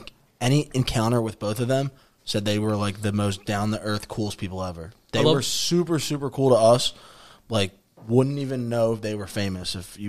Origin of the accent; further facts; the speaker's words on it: Philadelphia, Pennsylvania, United States; I'm from Northeast Philly.